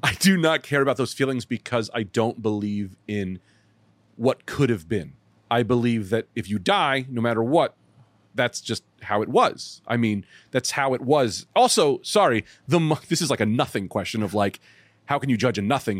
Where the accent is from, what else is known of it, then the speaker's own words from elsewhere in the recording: Bloomfield, New Jersey, United States; I'm from Bloomfield.